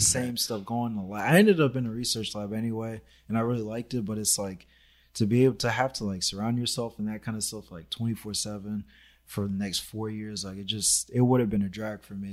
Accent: Los Angeles, California, United States; I grew up in Sherman Oaks, so it was like, my neighborhood was just predominantly, like, just white people.

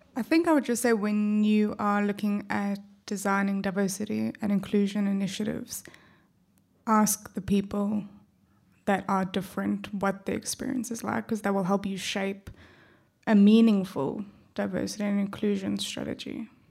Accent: South Africa; accent: South African; also born or lived in Perth, Australia; now in Australia

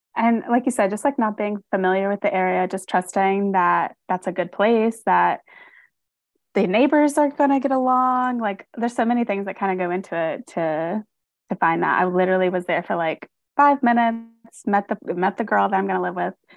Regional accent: North Carolina, United States; moved away as an adult; now in Michigan, United States; I'm originally from North Carolina, and I moved to Michigan about I guess it's, like, going on five years now

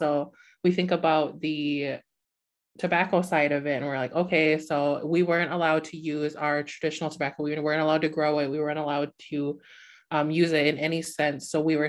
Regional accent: Upper Peninsula of Michigan, United States; I'm the program manager for the National Native Network. I am from the Hennepin Indian community in the Upper Peninsula of Michigan

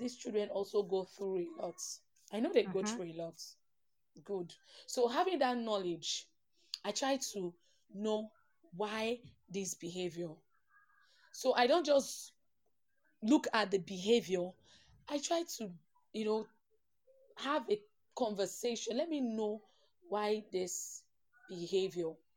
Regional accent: Port Harcourt, Rivers State, Nigeria; I grew up in Port Harcourt, Nigeria

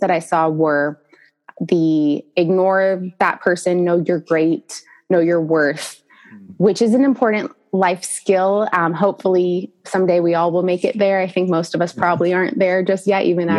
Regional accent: San Diego, California, United States; we are living in San Diego, California, which is my hometown

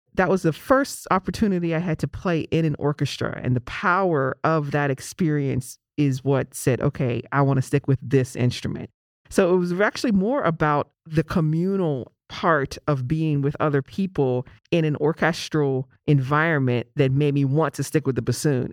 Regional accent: Pittsburgh, Pennsylvania, United States; growing up in Pittsburgh, my beloved city of Pittsburgh

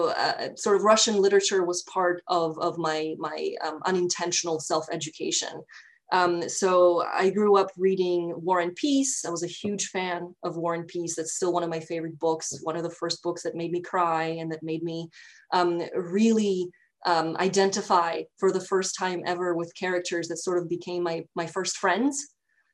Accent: Albania; So I grew up in Albania, which at the time was very much a developing country

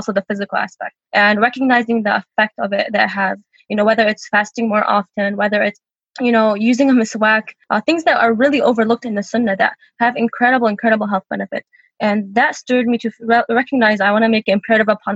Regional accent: Michigan, United States; also born or lived in Charlotte, North Carolina; I was born in Charlotte, North Carolina, and grew up in Michigan

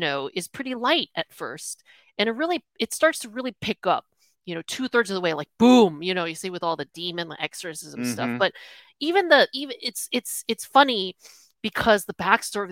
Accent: United States; I'm born American, had a comfy life

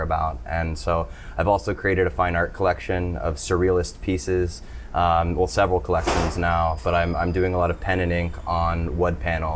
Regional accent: Toronto, Ontario, Canada; now in Nosara, Costa Rica; I am originally from Toronto

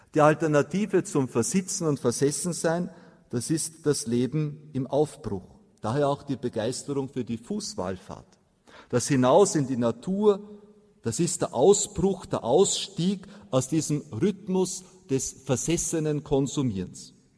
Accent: Austria; bei uns in Mariazell in den steirischen Alpen

